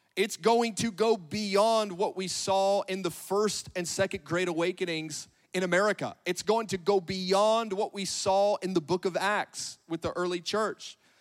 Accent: Northern California, United States; moved away as an adult; now in Grandview, United States; I'm from Northern California.

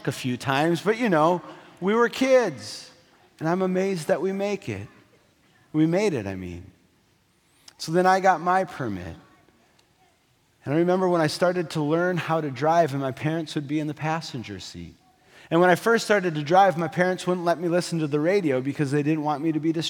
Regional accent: North Dakota, United States; I grew up in North Dakota

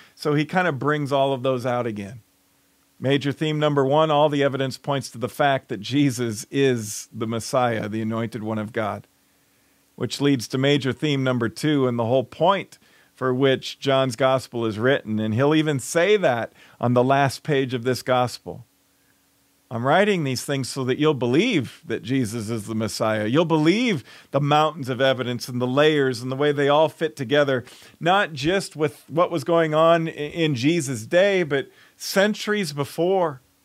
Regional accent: Chicago, Illinois, United States; moved away as an adult; My hometown is Chicago

